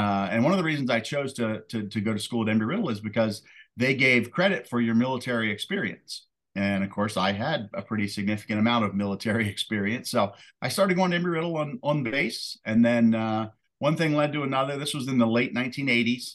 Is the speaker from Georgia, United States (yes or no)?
no; D.C., Maryland, United States; moved away as an adult; also born or lived in Hampton, Virginia; now in Daytona Beach, United States; I was born and raised in Maryland, right outside of Washington, D.C.